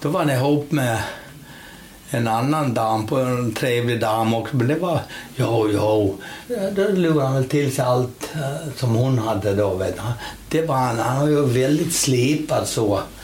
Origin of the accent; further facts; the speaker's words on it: Gotland, Sweden; now in Stockholm, Sweden; jag växte upp eh, i Gullrupe, Halbjens